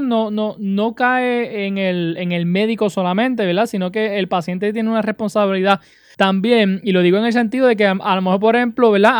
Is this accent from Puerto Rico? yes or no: yes; Utuado, Puerto Rico; mi pueblo de Utuado